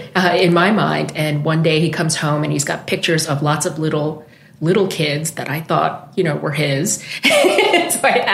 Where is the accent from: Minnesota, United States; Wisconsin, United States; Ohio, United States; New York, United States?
New York, United States; I'm originally from New York